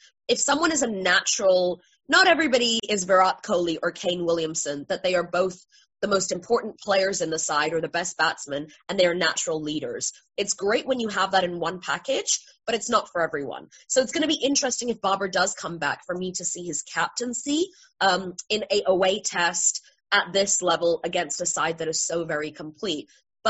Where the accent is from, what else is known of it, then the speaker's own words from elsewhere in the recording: England, United Kingdom; because I'm English.